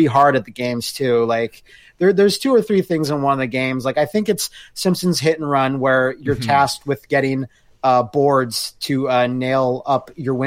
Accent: Canada; Us Canadians all tucked away down there

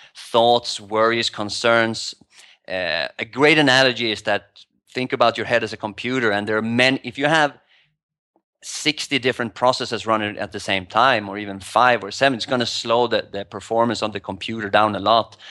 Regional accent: Sweden; moved away as an adult; also born or lived in New York / Asia; now in Thailand; I moved from Sweden five years ago.

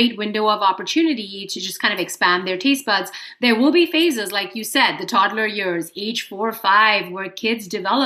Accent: Mumbai, Maharashtra, India; moved away as an adult; now in United States; I was born in Mumbai in India. Okay. And then I came over when I was 18 to go to college in the US.

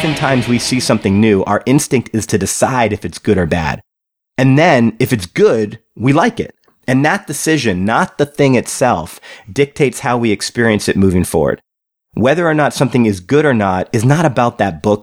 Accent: Canada; I was born in Canada

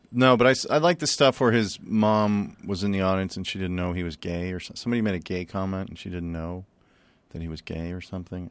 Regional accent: Chicago, Illinois, United States; We grew up in Chicago, and, uh, we weren't rich

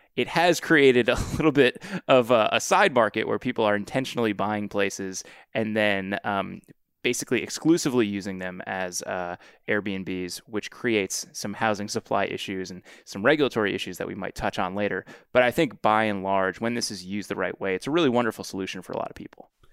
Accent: Washington, District of Columbia, United States; my hometown and kind of the fool's hometown of D C

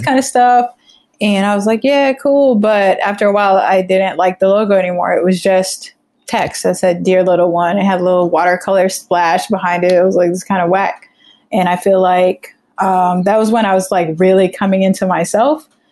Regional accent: Florida, United States; also born or lived in Trinidad; I grew up in Florida

